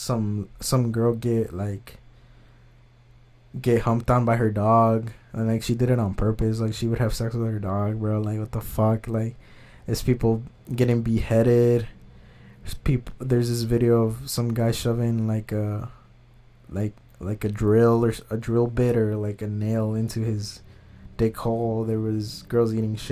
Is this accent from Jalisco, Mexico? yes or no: yes; Jalisco, Mexico; I'm from Jalisco